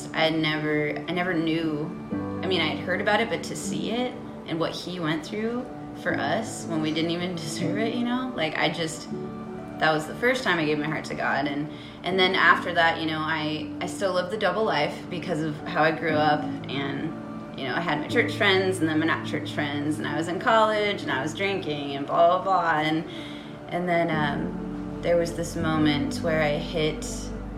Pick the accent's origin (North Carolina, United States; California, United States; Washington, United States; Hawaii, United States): Washington, United States; Cashmere; I grew up in Kashmir, Washington, beautiful small town